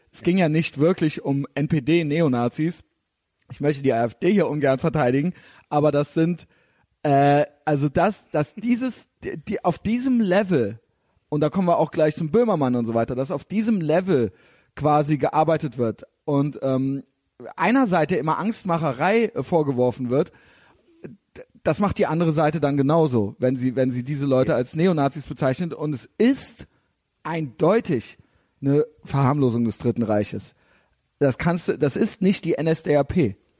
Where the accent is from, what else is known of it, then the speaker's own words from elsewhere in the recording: Germany; ich bin auch Deutscher